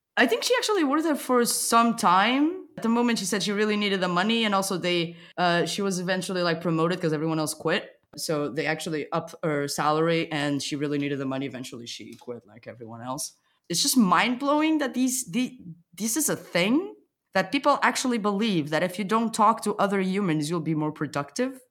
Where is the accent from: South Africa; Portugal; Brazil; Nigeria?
Portugal; English is a second language; moved away as an adult; now in Berlin, Germany; I'm originally from Portugal